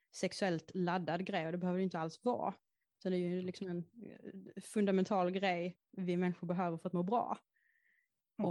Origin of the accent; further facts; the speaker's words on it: Häckeberga, Skåne, Sweden; Jag är uppväxt i en skog som heter Häckeberga och ligger i Skåne